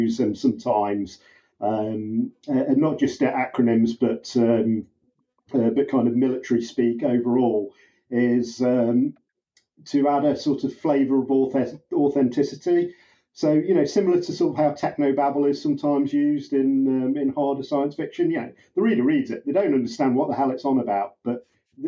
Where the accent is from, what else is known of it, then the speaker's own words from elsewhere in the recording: United Kingdom; I'm the British cop